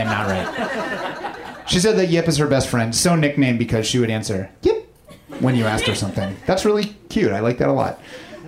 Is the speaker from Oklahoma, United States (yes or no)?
no; Missouri, United States; I grew up in Missouri